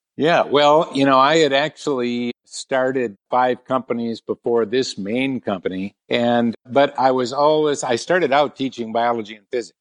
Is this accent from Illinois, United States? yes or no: no; Milwaukee, Wisconsin, United States; also born or lived in San Diego, California; I grew up more in the Milwaukee area